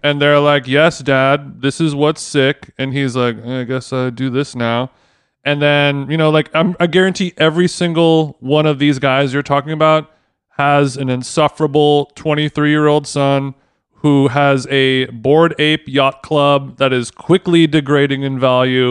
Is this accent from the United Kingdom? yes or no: yes; United Kingdom; now in Los Angeles, United States; as a Brit